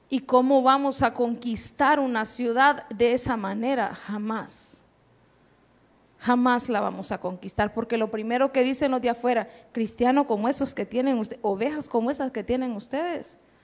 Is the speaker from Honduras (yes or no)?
yes; Honduras; accent: catracho; en buen catracho